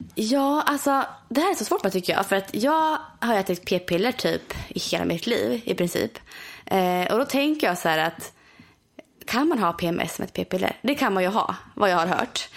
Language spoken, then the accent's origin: Swedish; near Borghamn, Östergötland, Sweden; i Borghamn, vilket är väldigt nära min hemstad